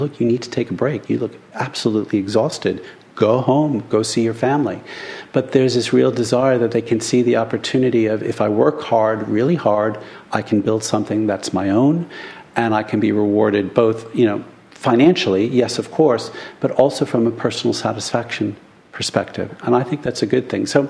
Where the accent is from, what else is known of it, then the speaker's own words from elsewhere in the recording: United States; now in United Kingdom; as an American